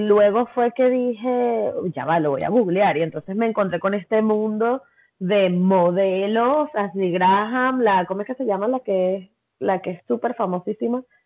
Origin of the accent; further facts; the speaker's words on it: Venezuela; soy venezolana